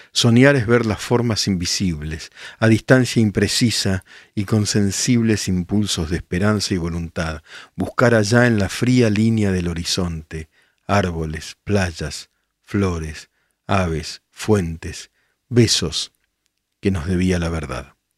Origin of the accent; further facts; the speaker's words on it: El Palomar, Buenos Aires Province, Argentina; moved away; yo soy de Palomar